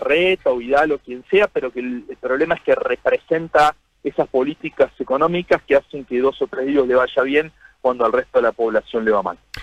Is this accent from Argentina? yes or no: yes; Argentina; nos tiene que poner orgullosos como argentinos